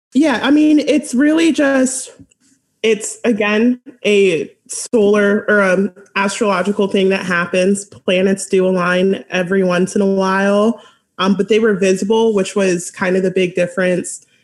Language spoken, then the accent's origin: English; California, United States; my home state